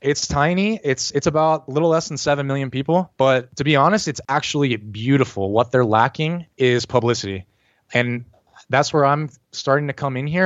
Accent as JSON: {"language": "English", "town": "Pittsburgh", "region": "Pennsylvania", "country": "United States", "tie": "born or raised there", "moved": "as an adult", "lives_now": "Asuncion, Paraguay", "said": "I'm from Pittsburgh, Pennsylvania"}